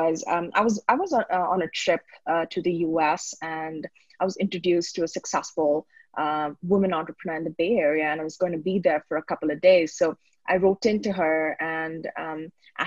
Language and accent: English; Bangalore, Karnataka, India; also born or lived in Sydney, Australia; So I grew up in Bangalore. I did my schooling here, born and brought up, and I moved overseas.